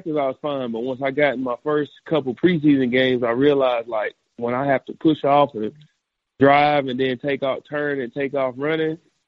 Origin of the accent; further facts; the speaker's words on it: Oklahoma, United States; I grew up in Oklahoma